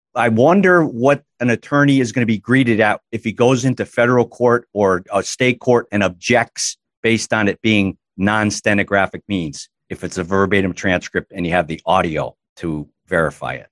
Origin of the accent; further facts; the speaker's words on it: Massachusetts, United States; Born and raised in Massachusetts, admitted to the bar in Massachusetts in 1985